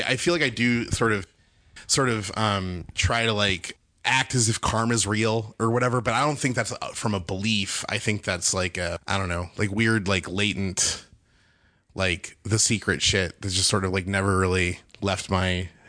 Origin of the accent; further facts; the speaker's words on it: Bakersfield, California, United States; Bakersfield, California.